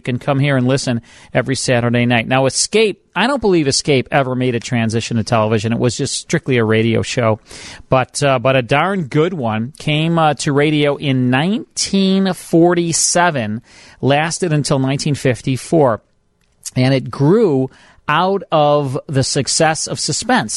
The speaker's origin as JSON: {"language": "English", "town": "Chicago", "region": "Illinois", "country": "United States", "tie": "born or raised there", "said": "growing up in Chicago, listening to WGN"}